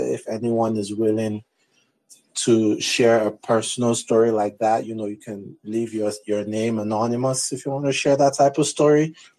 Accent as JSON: {"language": "English", "country": "Nigeria", "moved": "yes", "lives_now": "United States", "said": "I remember, so I'm from Nigeria and I moved to the US 5 or 6 years ago now."}